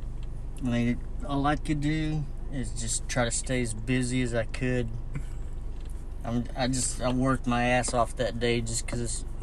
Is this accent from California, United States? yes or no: no; Alabama, United States; Since we're from Alabama.